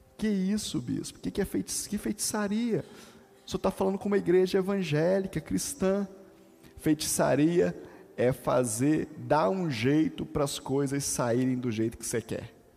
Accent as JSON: {"language": "Portuguese", "town": "Volta Redonda", "region": "Rio de Janeiro", "country": "Brazil", "tie": "born or raised there", "said": "quando eu aprendi ela na minha adolescência, lá em Volta Redonda, lá no grupo de juvenis"}